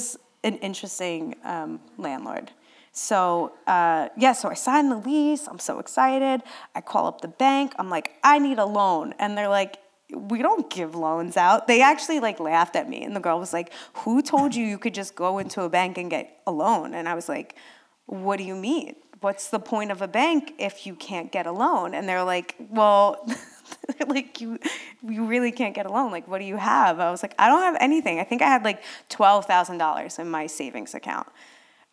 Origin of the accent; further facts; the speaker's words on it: Wayne, New Jersey, United States; I'm from Wayne